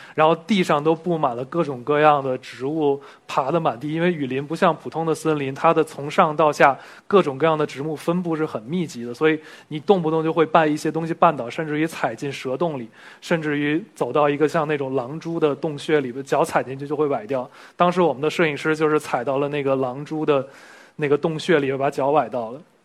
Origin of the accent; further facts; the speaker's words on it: Beijing, China; 我小时候就混在这一片儿了。 我是幺零幺上学的，上了六年学的中学。 然后从小就在这一片混迹，今天回到这边还挺开心的